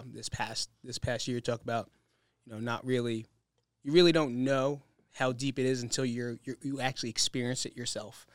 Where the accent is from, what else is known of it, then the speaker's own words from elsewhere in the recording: New Jersey, United States; now in Las Vegas, United States; we're from New Jersey